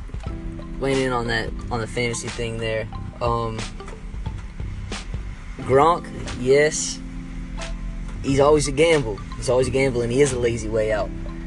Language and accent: English; Massachusetts, United States; I'm from Massachusetts